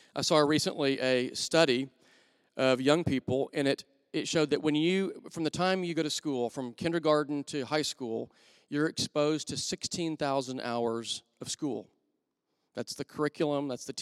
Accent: Wichita Falls, Texas, United States; I grew up in Wichita Falls, Texas

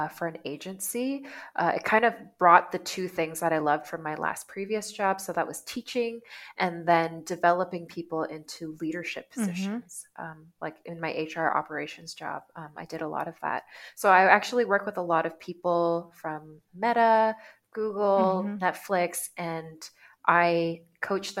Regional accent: Vancouver, British Columbia, Canada; moved away as an adult; also born or lived in South Korea / Vietnam; now in Bali, Indonesia; I'm from Vancouver, Canada, but I've been away for 9 years

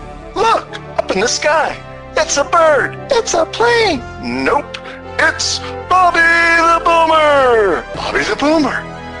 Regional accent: New England, United States; also born or lived in Houston, Texas; I was down in Houston, Texas for 20 years. Can you tell by the accent? I'm originally from New England, but somehow 20 years of the twang got stuck.

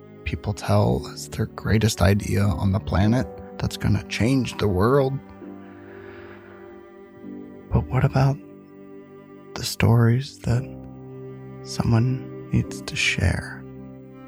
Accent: Central Ohio, United States; we grew up in Central Ohio in an apartment complex called King's Court

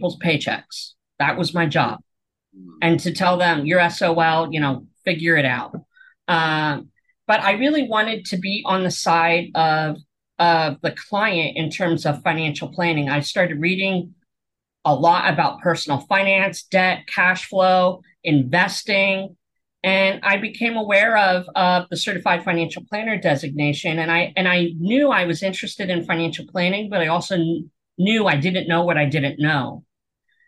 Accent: Pennsylvania, United States; moved away as an adult; also born or lived in Portland, Oregon; we moved from Portland, Oregon back to Pennsylvania where I grew up

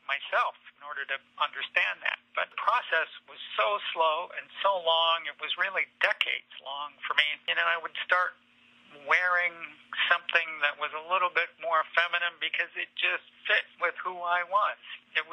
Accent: Platteville, Wisconsin, United States; moved away as an adult; also born or lived in Taiwan / Paris, France / Lake Placid, New York; returning to my home state, returning to Wisconsin, where I grew up

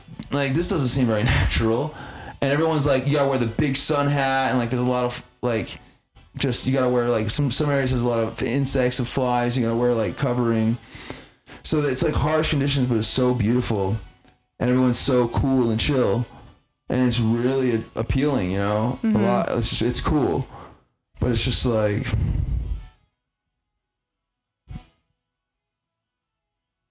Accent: United Kingdom; moved away; being British

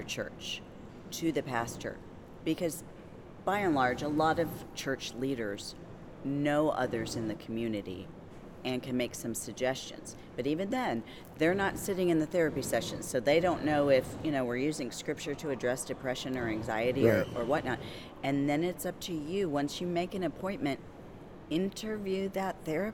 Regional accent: Michigan, United States; now in Greenville, United States; I'm from Michigan originally

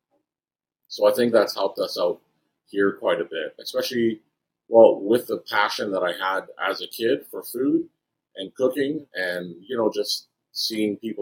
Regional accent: Edmonton, Alberta, Canada; born and raised in Edmonton, moved around a little bit within Alberta.

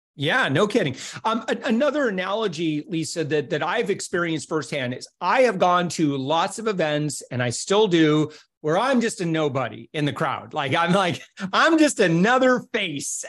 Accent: Holland, Michigan, United States; moved away; I was originally from Holland, where I was doing radio

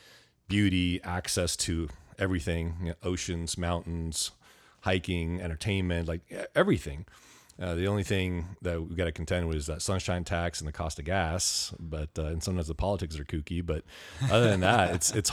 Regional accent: Ventura, California, United States; now in Camarillo, United States; I grew up Ventura in Ventura. County. I grew up in Ventura. I started third grade in Ventura, grew up there. I've been in Camarillo now for about 18 years

